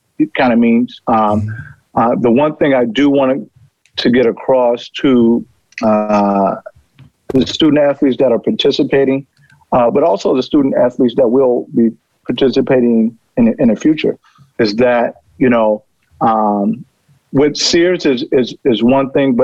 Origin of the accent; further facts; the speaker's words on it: Chicago, Illinois, United States; I'm from Chicago